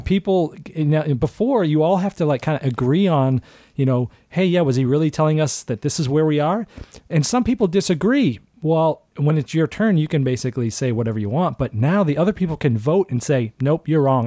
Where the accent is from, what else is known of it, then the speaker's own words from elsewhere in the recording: Boston, Massachusetts, United States; I grew up in Boston